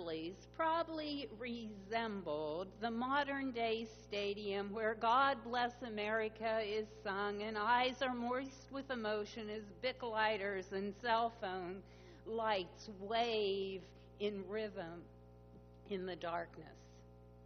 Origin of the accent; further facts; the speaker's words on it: Pittsburgh, Pennsylvania, United States; my hometown of Pittsburgh